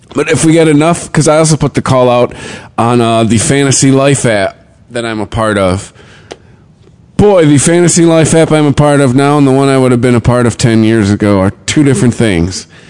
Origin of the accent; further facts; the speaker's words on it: Michigan, United States; I'm from Michigan